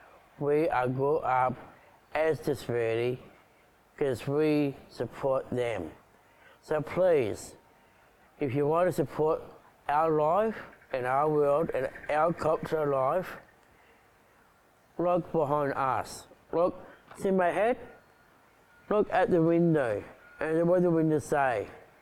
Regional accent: Uki / Wollongbar area, New South Wales, Australia; 35 years old and I'm an advocacy for disabilities. I grew up in Woonabah back in 1984. I go to Woonabah East Primary School. I go to Coolgardie Special School with all Down syndrome

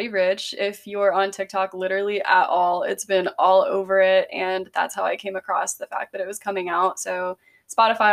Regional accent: Greenville, United States; moved away; we're from Greenville

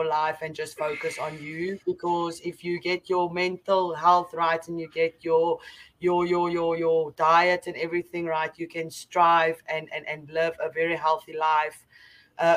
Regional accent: South Africa; I'm from South Africa

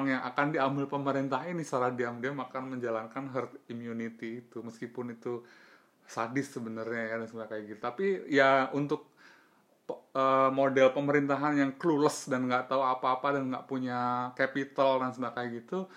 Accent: Banten, Indonesia; kita lebih relate ke apa yang dilakukan sama DKI daripada di Banten sebagai warga Banten

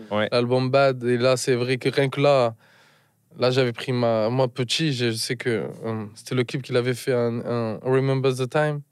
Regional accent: Marseille, Provence-Alpes-Côte d'Azur, France; Je suis né à Marseille, j'ai grandi à Marseille

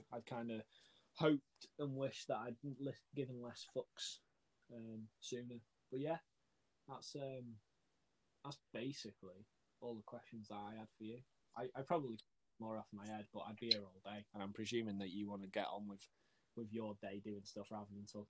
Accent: Wales, United Kingdom; accent: a bit of a Yorkshire twang; also born or lived in Yorkshire; my accent's really cool, weird, because like, I'm from Wales, but I moved to Yorkshire for 4 years and then I moved back. So I've kind of got a bit of a Yorkshire twang, but because I'm from North Wales, I don't have that proper stereotypical Gavin and Stacey sort of accent.

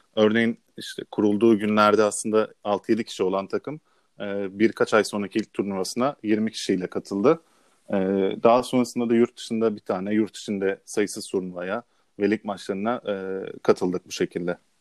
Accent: Istanbul, Turkey; İstanbul'da doğdum

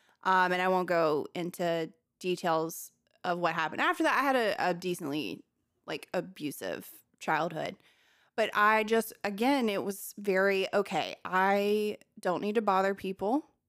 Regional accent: Millbrook, Alabama, United States; also born or lived in Montgomery / Prattville; I grew up in Millbrook, Montgomery, and Prattville, Alabama. So they're all very close to each other. Montgomery is the capital.

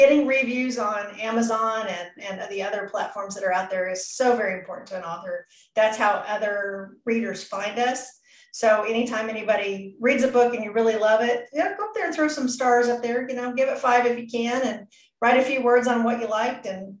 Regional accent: Pacific Northwest, United States; I grew up in the Pacific Northwest for a very brief period of time.

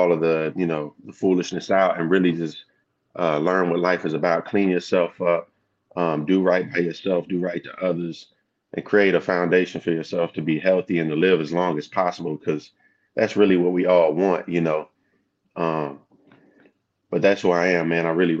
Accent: Texas, United States; also born or lived in Louisiana / California; And I come from Southeast Texas. I moved around a lot when I was younger. My pops was in the military, so I went from Louisiana, Texas, to California, back to Texas, to Louisiana again for a little while.

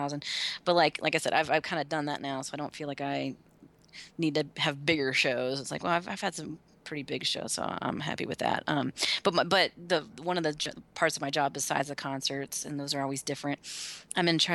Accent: North Carolina, United States; now in Binghamton, United States; I grew up in North Carolina

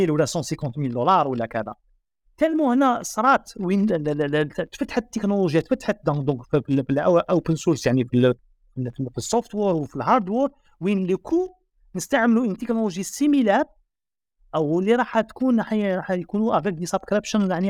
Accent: Algeria

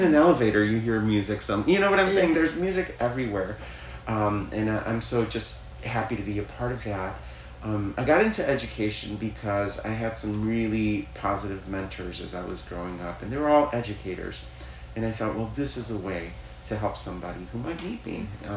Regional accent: Chicago, Illinois, United States; I was born in Chicago

